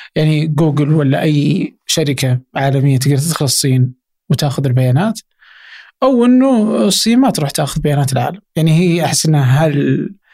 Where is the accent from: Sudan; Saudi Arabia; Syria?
Saudi Arabia; Abha, Asir; انا مثلا من ابها